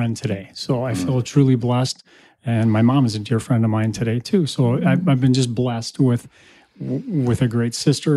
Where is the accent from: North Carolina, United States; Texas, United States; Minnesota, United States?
Minnesota, United States; Shakopee; grew up in Shakopee, Minnesota